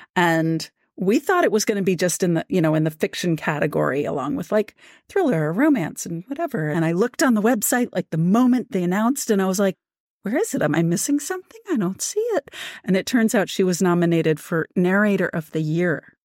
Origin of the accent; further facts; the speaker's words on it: Washington, District of Columbia, United States; moved away; also born or lived in rural Virginia; I'm originally from Washington, D C, and there are so many interesting things about Washington, D C, especially when I was growing up there